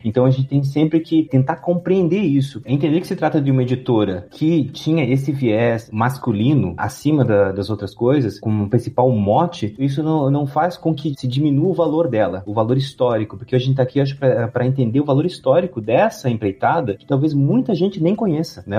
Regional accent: Curitiba, Paraná, Brazil; now in Leipzig, Germany; da terra de onde eu venho, da terra de Curitiba

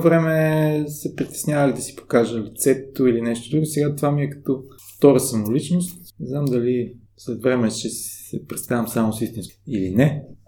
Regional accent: Bulgaria; аз съм от България

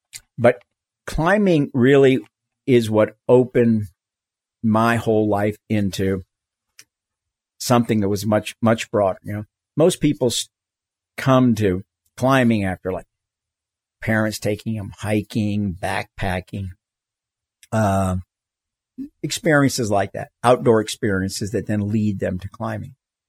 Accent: the South, United States; moved away as an adult; I mean, I grew up in the South. You know, I went to segregated schools all the way through college.

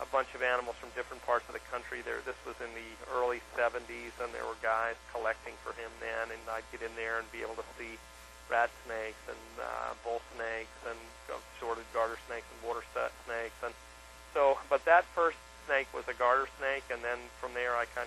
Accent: Northeast, United States; I grew up in the Northeast

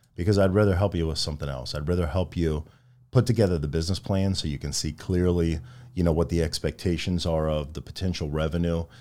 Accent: Midwest, United States; a young kid growing up in the Midwest

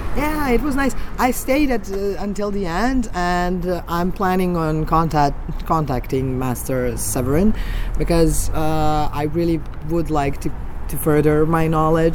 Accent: Belgrade, Serbia; from Belgrade

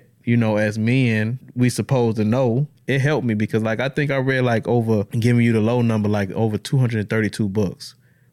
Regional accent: Chicago, Illinois, United States; now in Madison, United States; I was born and raised in Chicago. I was blessed to be with a family that brought me down here to Madison, Wisconsin

